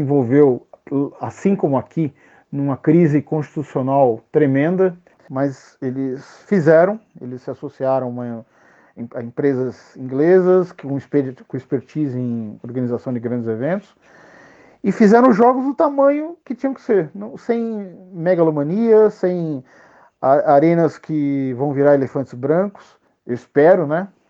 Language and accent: Portuguese; São Paulo, Brazil; Eu sou de São Paulo